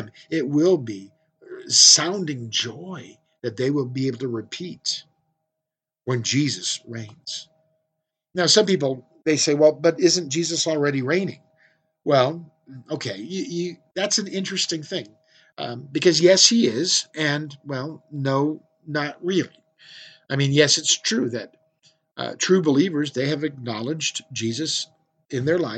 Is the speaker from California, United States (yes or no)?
yes; California, United States; now in Central Oregon, United States; I grew up in California where there was Yosemite